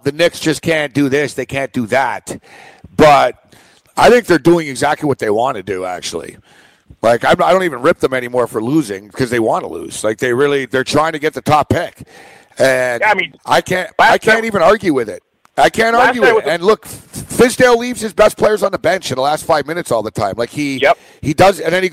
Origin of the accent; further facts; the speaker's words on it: Montreal, Quebec, Canada; also born or lived in Toronto; now in New York, United States; I'm from Montreal, Julio. I'm from Montreal, which is a very cold city